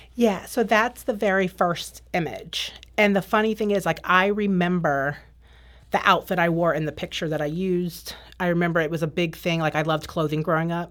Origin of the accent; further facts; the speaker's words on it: Northern Virginia, United States; also born or lived in Maryland; I grew up in Northern Virginia. Um, I lived in Maryland between the ages of seven and nine with my dad